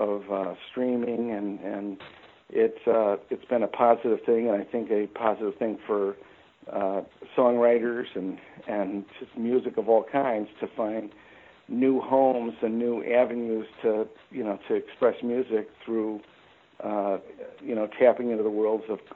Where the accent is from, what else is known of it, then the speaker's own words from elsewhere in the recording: Chicago, Illinois, United States; moved away as an adult; also born or lived in Kentucky; born and raised in Chicago